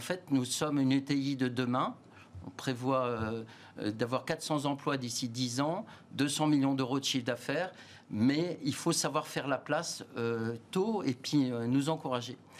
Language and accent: French; France; je suis français, fier d'être français